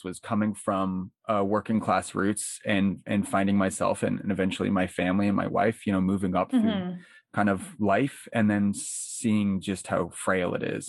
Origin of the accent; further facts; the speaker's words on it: New Port Richey, Florida, United States; So yeah, I grew up, I was born and raised in Newport Richey, Florida, which is in Pasco County.